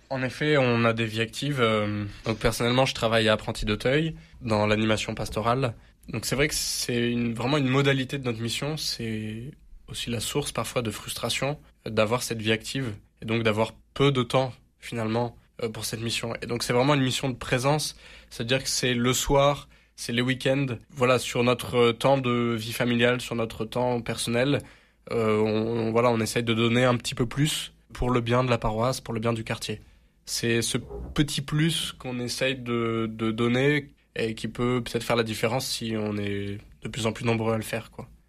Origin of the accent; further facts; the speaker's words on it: Marseille, Provence-Alpes-Côte d'Azur, France; Alors moi, je suis Marseillais, et c'est vrai que je suis très fier d'être Marseillais.